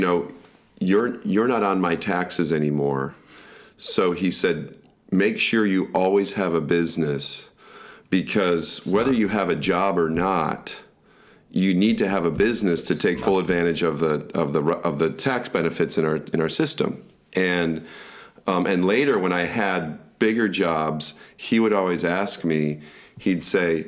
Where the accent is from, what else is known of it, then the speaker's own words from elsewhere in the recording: Michigan, United States; moved away; also born or lived in Southern California; where I grew up in Michigan, there's a lot of blueberry farms